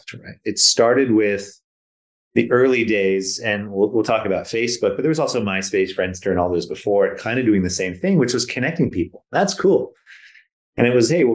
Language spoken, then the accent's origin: English; Silicon Valley, California, United States; moved away as an adult; also born or lived in British Columbia; now in Vancouver, Canada; I was born and raised in Silicon Valley